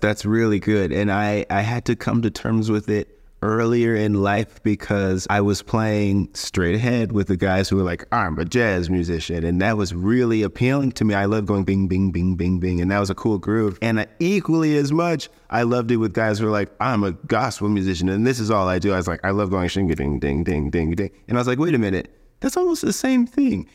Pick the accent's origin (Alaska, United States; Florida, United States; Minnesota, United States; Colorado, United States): Colorado, United States; moved away as an adult; now in Los Angeles, United States; I grew up in Colorado